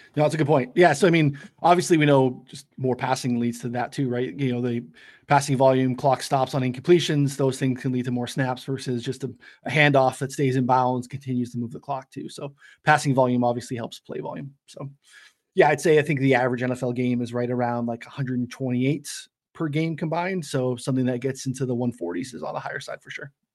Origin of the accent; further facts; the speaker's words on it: New Hampshire, United States; I have a friend who I grew up with in New Hampshire.